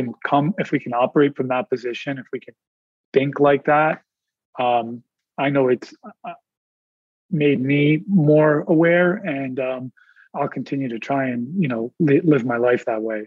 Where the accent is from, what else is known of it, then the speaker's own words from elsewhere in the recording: India; I'm Indian